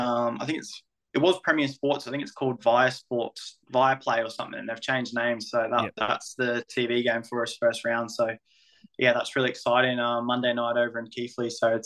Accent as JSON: {"language": "English", "country": "Australia", "tie": "born or raised there", "moved": "as an adult", "lives_now": "England", "said": "growing up in Australia with rugby league"}